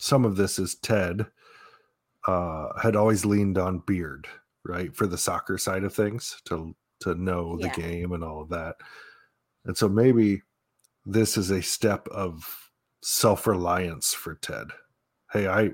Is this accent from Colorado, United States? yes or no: no; Kansas City, Missouri, United States; I was born in Kansas City